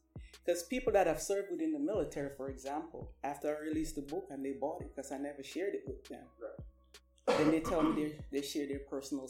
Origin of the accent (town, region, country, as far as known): Jamaica; born or raised there; now in United States